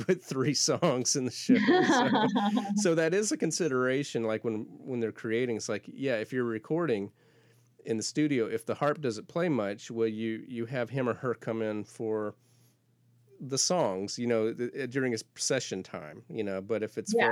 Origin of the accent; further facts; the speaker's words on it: Florida Panhandle, United States; moved away; I grew up in the Panhandle of Florida